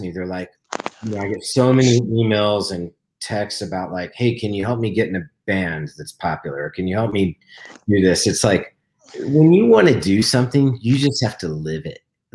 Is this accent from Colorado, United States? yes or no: yes; Denver, Colorado, United States; moved away; Denver, my hometown. You know, I just moved back